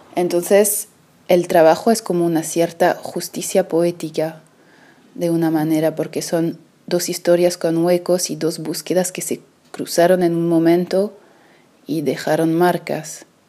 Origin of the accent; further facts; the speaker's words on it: Paris, Île-de-France, France; yo crecí en París